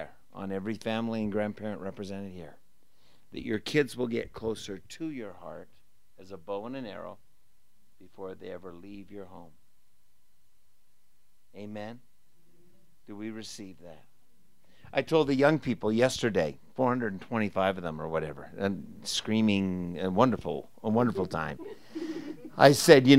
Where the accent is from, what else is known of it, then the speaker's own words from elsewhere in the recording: Canada; moved away as an adult; also born or lived in Portland; I grew up in Canada